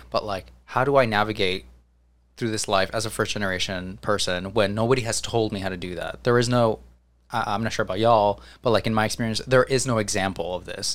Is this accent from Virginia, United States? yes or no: no; New Jersey, United States; I'm from Jersey.